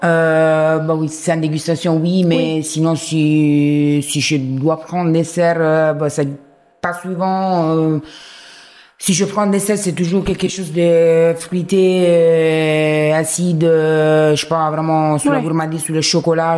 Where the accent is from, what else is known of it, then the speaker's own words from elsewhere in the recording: Rome, Lazio, Italy; French is a second language; now in France; je viens de Rome